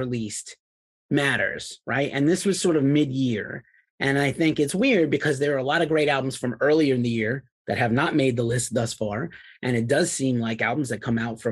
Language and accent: English; New York City, New York, United States; moved away; also born or lived in New England / Boston area; my hometown, New York City